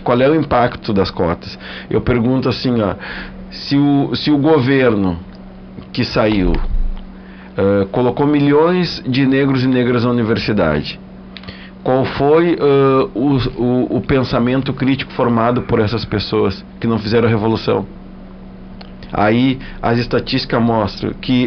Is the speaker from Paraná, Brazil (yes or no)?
no; Rio Grande do Sul, Brazil; eu sou gaúcho